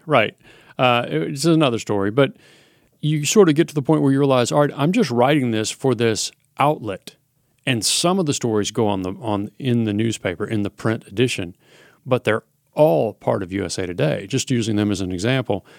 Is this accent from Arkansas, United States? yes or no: yes; Little Rock, Arkansas, United States; moved away as an adult; also born or lived in Oklahoma City, Oklahoma / Eugene, Oregon; I grew up in Little Rock, Arkansas